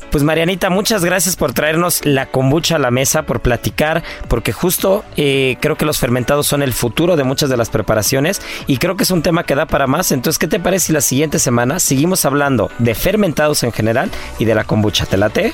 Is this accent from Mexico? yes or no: yes; Mexico; como mexicanos